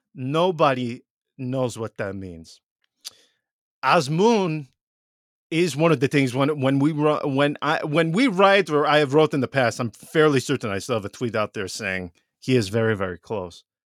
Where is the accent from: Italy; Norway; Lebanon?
Italy; Veneto; now in United States; growing up in Veneto